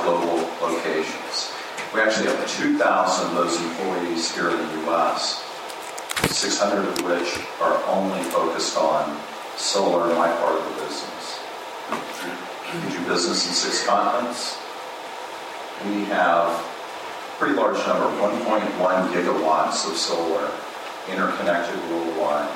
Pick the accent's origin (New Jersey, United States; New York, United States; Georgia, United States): Georgia, United States; My home state of Georgia